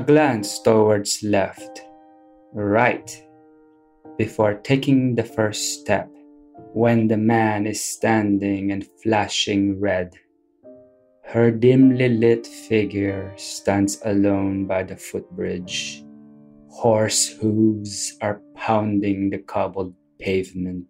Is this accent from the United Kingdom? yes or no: no; Philippines; moved away as an adult; also born or lived in Adelaide, Australia; now in Sydney, Australia; I grew up in the Philippines with my father and my grandparents from his side. In my early 20s, I emigrated to Australia